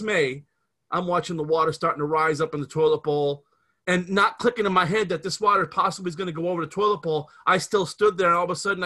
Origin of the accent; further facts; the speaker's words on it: Scranton, Pennsylvania, United States; we grew up in the Scranton area in Pennsylvania